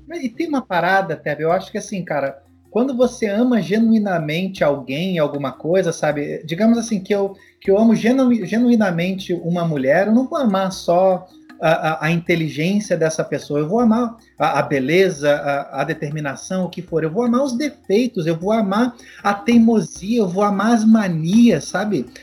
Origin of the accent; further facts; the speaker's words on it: Rio de Janeiro, Brazil; moved away; also born or lived in Curitiba; a Penha, de onde eu sou, no Rio de Janeiro, era o meu mundo, aí depois eu fui morar em Curitiba